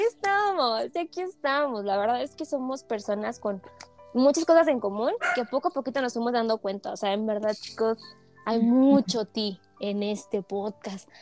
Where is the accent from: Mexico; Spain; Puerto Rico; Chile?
Mexico; somos de México, país